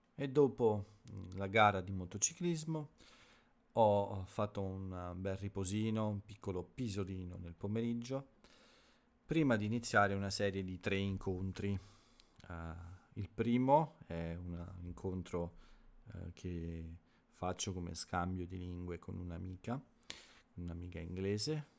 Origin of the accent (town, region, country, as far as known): Italy